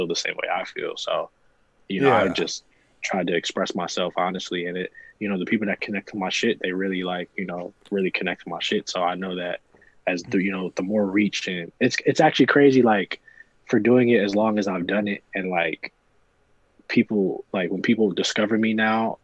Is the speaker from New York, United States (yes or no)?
no; New Jersey, United States; also born or lived in Ohio; I'm from Jersey.